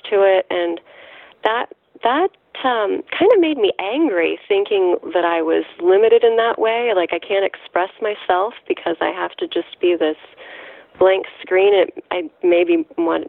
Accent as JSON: {"language": "English", "region": "Missouri", "country": "United States", "said": "I'm from Missouri"}